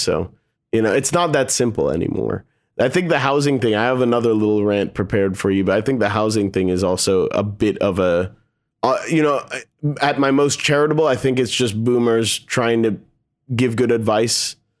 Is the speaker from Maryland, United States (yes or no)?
yes; Bethesda, Maryland, United States; they have this big house that we grew up in Bethesda.